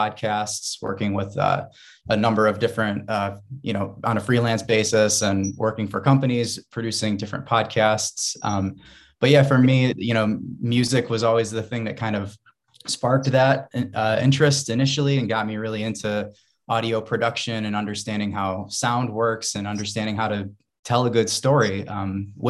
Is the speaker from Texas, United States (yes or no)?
no; Rochester, New York, United States; now in Buffalo, United States; I'm from Rochester, New York originally.